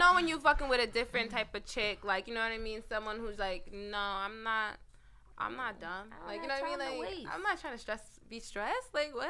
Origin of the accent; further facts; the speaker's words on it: New York City, New York, United States; We're from Jamaica, like close to Long Island, so like the fake suburbs.